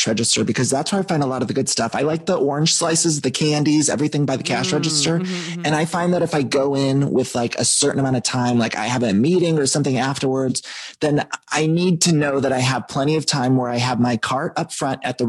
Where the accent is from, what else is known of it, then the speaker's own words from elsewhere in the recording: Ohio, United States; now in Los Angeles, United States; I'm from Ohio